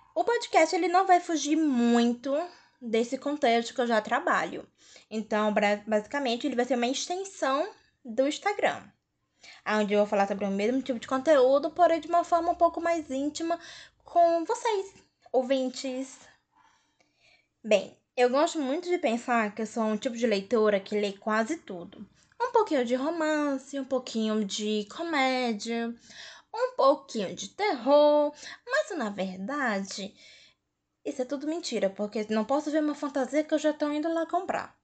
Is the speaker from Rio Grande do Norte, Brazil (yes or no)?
no; Fortaleza, Ceará, Brazil; eu sou de Fortaleza, Ceará